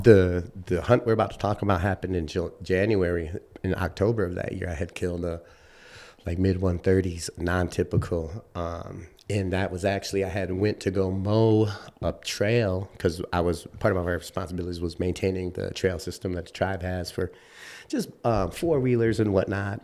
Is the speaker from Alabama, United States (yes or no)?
no; Chicago, Illinois, United States; moved away as an adult; also born or lived in Grand Rapids, Michigan / Wisconsin; now in Michigan, United States; I grew up in Chicago